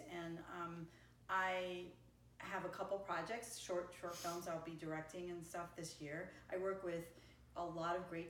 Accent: East Coast, United States; Like from where I come from the East Coast, that's really not an option.

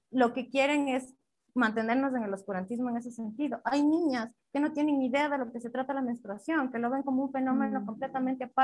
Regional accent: Riobamba, Chimborazo, Ecuador; Yo soy de una ciudad pequeña, yo soy de Riobamba, yo crecí en un colegio católico, solo de mujeres y de monjas

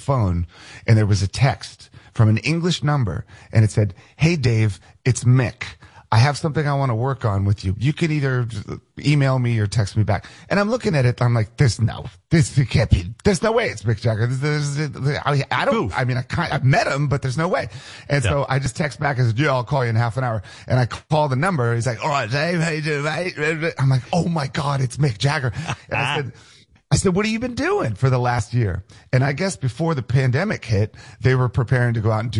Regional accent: D.C., District of Columbia, United States; moved away; I grew up outside of Washington, D.C., and so my house is maybe about 8 miles from the Pentagon.

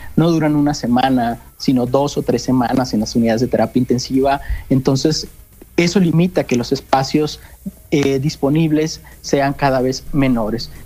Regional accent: Sinaloa, Mexico; moved away as an adult; also born or lived in Sonora; now in Mexico City, Mexico; soy originario de Sinaloa

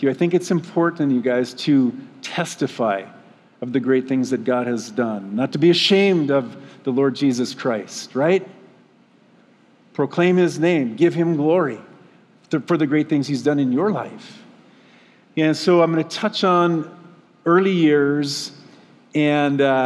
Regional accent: Moose Lake, Minnesota, United States; We had rose-colored glasses on as we were growing up in Moose Lake.

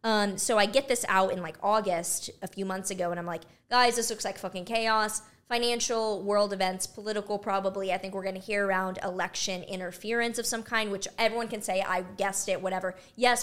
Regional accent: Texas, United States; I'm from Texas.

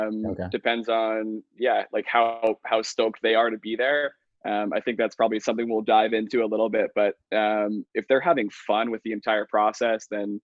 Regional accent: Dallas, Texas, United States; also born or lived in Mississauga; now in Vancouver, Canada; I bounced around a few times, grew up in Dallas, Texas. Vancouver's home now though.

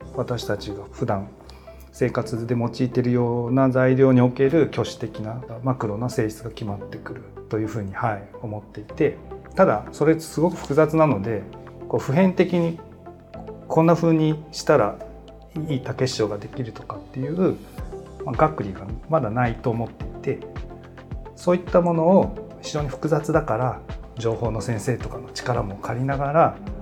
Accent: Tsu, Mie, Japan; 三重県の津市という、はい、ところです

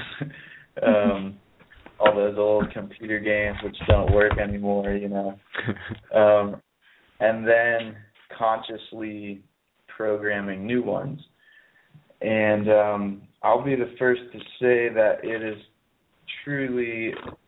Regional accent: Pittsburgh, Pennsylvania, United States; now in Ojai, United States; my hometown is on the East Coast, which me and my friends call Peaceburg, which is the parallel reality of Pittsburgh

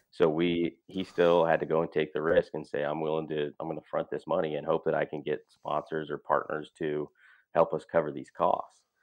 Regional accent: Great Falls, Montana, United States; moved away as an adult; also born or lived in Whitefish, Montana; now in Iowa, United States; Easton and I grew up in Montana

